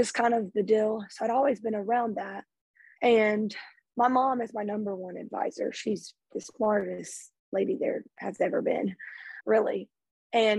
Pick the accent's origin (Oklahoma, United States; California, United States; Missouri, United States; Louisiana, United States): Louisiana, United States; Lake Charles; I'm from Lake Charles, Louisiana